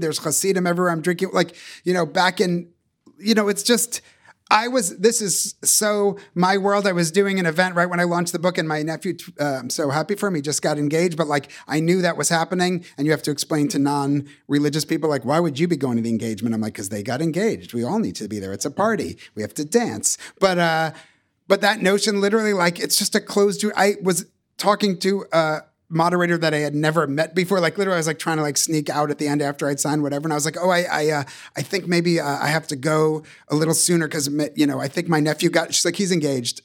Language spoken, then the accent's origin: English; Boston, Massachusetts, United States; accent: Boston; The only accents I ever heard are Boston.